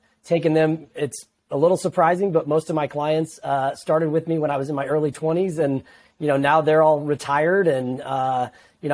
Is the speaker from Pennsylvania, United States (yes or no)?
no; Peoria, Illinois, United States; moved away as an adult; now in Metro East, Illinois, United States; I'm from the Peoria area originally